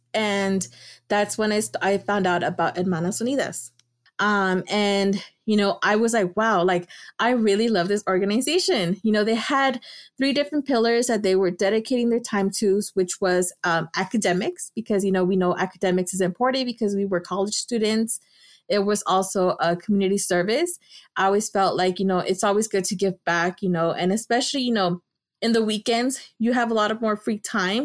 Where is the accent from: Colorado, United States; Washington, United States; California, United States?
California, United States; Los Angeles; also born or lived in Davis, California; I'm from Los Angeles, California. I grew up in Highland Park